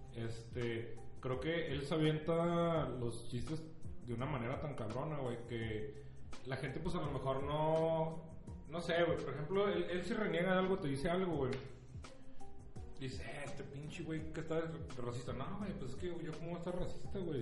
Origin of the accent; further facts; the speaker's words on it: Mexico; yo como mexicano que vive en la frontera